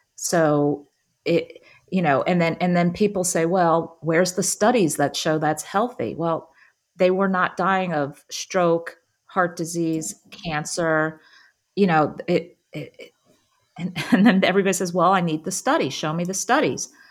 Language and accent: English; New Jersey, United States; also born or lived in Philadelphia; I grew up in New Jersey and pretty much lived there my entire life.